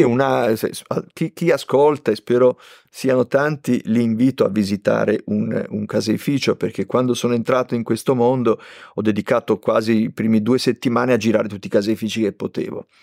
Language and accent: Italian; Liguria, Italy; io sono ligure